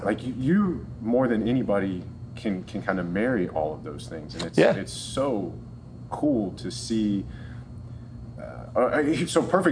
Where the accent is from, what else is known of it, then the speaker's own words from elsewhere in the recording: Virginia, United States; I'm from Virginia.